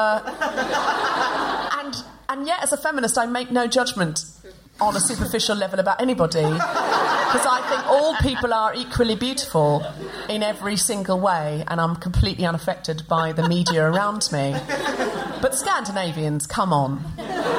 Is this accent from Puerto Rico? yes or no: no; Gold Coast, Queensland, Australia; born or raised there; moved away